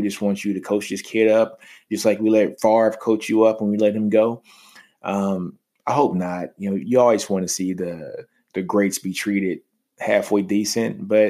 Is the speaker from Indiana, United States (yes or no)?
no; Texas, United States; You know, I'm from Texas.